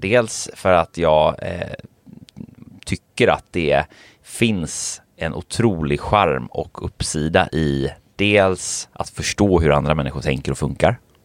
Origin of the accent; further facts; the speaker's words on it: Gothenburg, Västra Götaland, Sweden; jag är ju från Göteborg